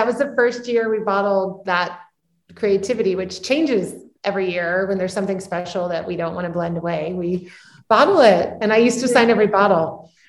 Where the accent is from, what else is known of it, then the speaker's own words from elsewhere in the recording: Atlanta, Georgia, United States; moved away as an adult; also born or lived in New England / Italy; now in Paso Robles, United States; I grew up in Atlanta, Georgia, so not a wine growing region.